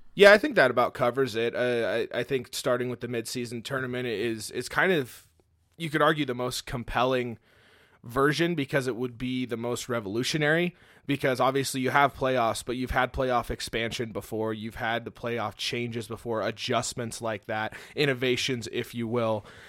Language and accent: English; Fresno, California, United States; now in Montana, United States; we grew up in California, originally from the Fresno area down in California. That's where I'm originally from